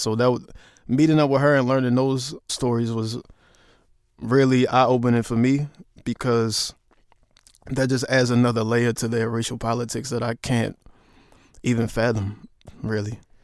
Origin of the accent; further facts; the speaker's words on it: Baltimore, Maryland, United States; I'm from Baltimore and we have Baltimore club music